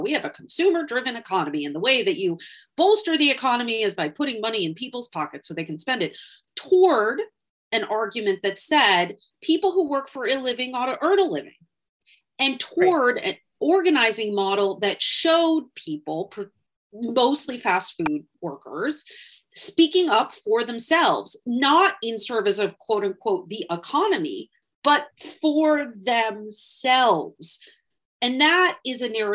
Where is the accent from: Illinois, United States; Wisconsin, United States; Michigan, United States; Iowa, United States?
Wisconsin, United States; Wisconsin, which by the way, happens to be my home state